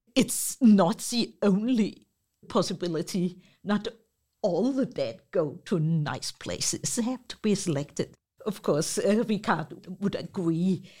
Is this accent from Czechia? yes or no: no; Copenhagen, Capital Region of Denmark, Denmark; I'm from Copenhagen